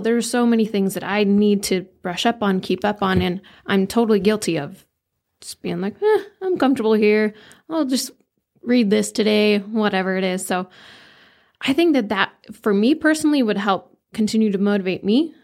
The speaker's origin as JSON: {"language": "English", "town": "Flagstaff", "region": "Arizona", "country": "United States", "tie": "born or raised there", "also_born_or_lived": "Camp Verde, Arizona", "said": "I grew up in Flagstaff, Camp Verde area. I just kinda switched between the two."}